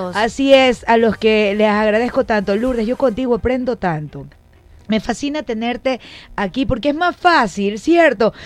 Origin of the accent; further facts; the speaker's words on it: Guayaquil, Guayas, Ecuador; yo también nací en Guayaquil, pero toda mi ascendencia eh, paterna es manaba